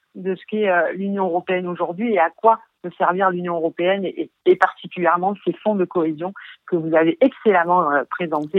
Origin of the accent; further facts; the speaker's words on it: Arles, Provence-Alpes-Côte d'Azur, France; je suis issu d'Arles